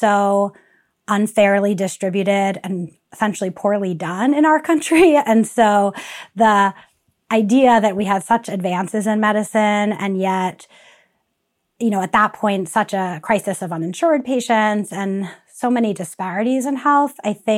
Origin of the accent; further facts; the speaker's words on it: New York City, New York, United States; also born or lived in Long Island, New York; I grew up in New York City in Queens, as well as Long Island, a suburb of New York City